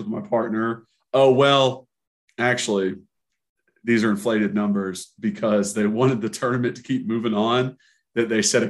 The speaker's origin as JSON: {"language": "English", "town": "Knoxville", "region": "Tennessee", "country": "United States", "tie": "born or raised there", "said": "I just need to introduce myself because I grew up in Knoxville and I watched you play and I played and you're just a legend."}